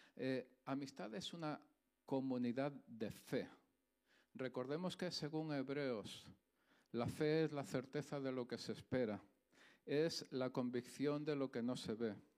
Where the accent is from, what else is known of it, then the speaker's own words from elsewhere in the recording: Andalusia, Spain; accent: Andalusian; moved away; soy andaluz, ¿vale? Se me nota en el acento y en la gracia que tengo